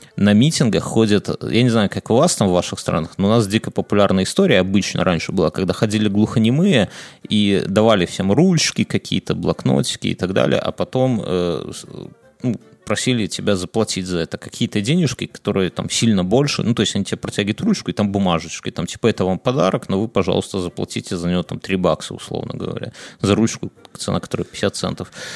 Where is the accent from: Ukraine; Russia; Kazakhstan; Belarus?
Belarus; я, я белорус